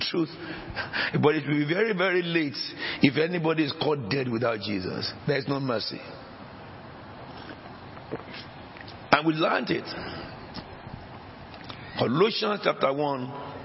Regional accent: Nigeria; now in England; I came from Nigeria.

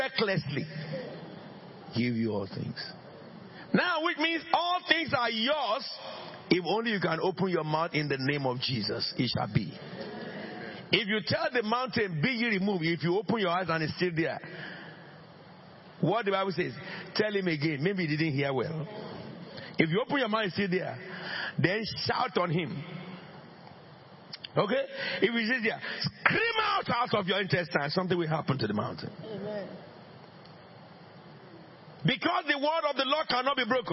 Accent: Abeokuta, Ogun State, Nigeria; moved away; I am from under the rock. Abeokuta.

